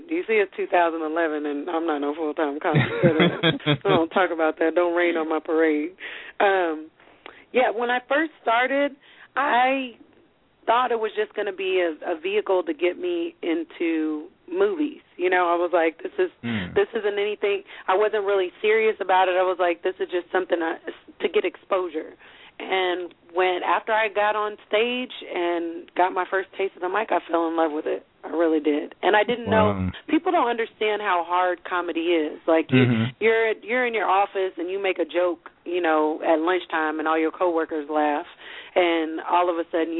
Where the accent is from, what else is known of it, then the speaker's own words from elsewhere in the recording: United States; I was born in America